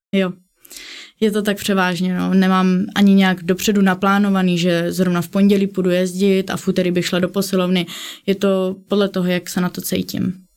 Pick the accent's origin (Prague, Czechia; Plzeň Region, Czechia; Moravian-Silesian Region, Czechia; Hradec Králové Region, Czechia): Hradec Králové Region, Czechia; Kostelec nad Orlicí; u nás v Kostelci na Turlicí v mém místním městě